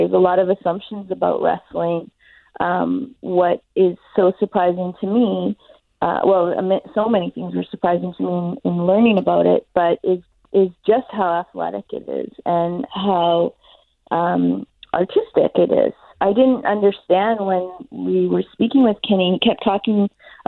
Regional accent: Winnipeg, Manitoba, Canada; I'm from Winnipeg

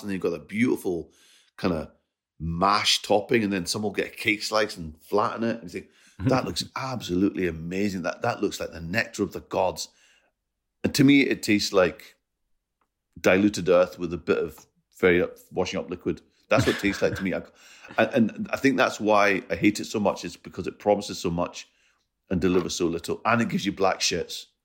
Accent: Scotland, United Kingdom; I, I'm Scottish and Punjabi.

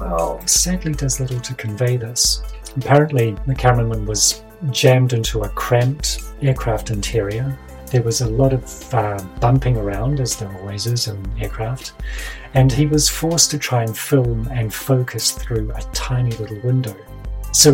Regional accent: Kaikoura region, Canterbury, New Zealand; not only did I grow up in the region that was famous for the Kaikoura UFOs, but my hometown and surrounds

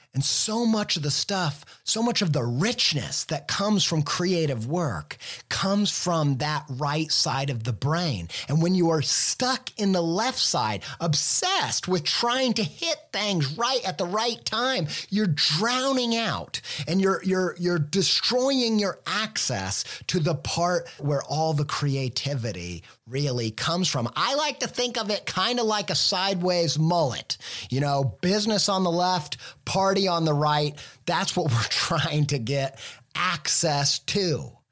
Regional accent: Midwest, United States; I grew up in the Midwest

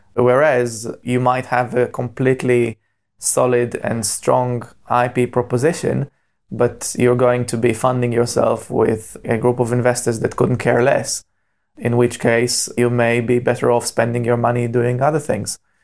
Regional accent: Israel; moved away as an adult; now in Cambridge, United Kingdom; I was born and bred in Israel

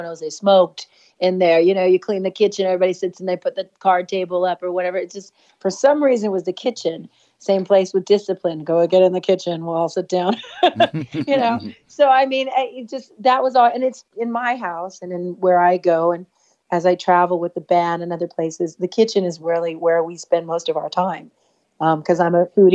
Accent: Norwalk, California, United States; also born or lived in East Los Angeles, California; I'm from Norwalk, California

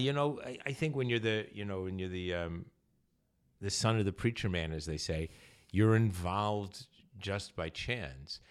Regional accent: New York City, New York, United States; also born or lived in California; I grew up in New York

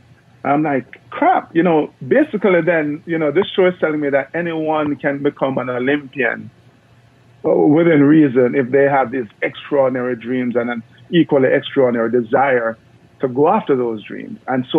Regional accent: Jamaica; And no, I'm from Jamaica, but I'm not one of the sprinters.

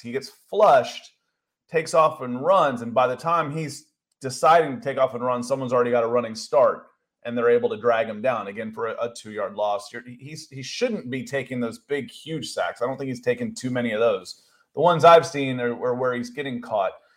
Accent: Akron, Ohio, United States; I was born in Akron, Ohio

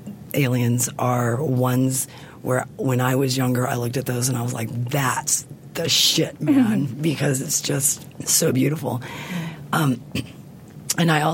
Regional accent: the South, United States; I grew up in the South

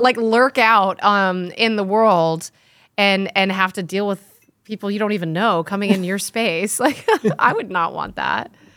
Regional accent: Connecticut, United States; I grew up in Connecticut on a house that when we did, it was a hundred-year-old farmhouse

